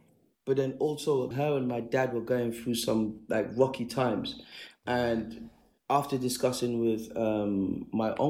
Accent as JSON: {"language": "English", "country": "Sierra Leone", "tie": "born or raised there", "also_born_or_lived": "United Kingdom", "moved": "yes", "said": "born in the UK and then went to live back home in Sierra Leone when I was about 2"}